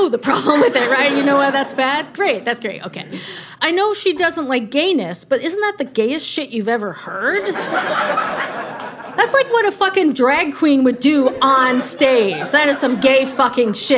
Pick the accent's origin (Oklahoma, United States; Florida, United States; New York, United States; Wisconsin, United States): Wisconsin, United States; I'm from Wisconsin.